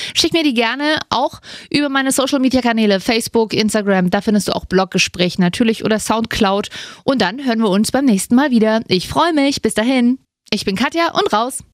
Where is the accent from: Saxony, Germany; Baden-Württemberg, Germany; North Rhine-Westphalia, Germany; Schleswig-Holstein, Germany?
Saxony, Germany; Kommt ursprünglich aus Sachsen, ähm, wo auch ich herkomme